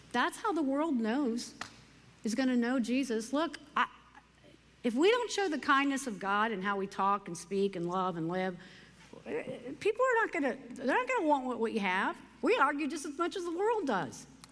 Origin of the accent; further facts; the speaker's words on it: United States; I love being an American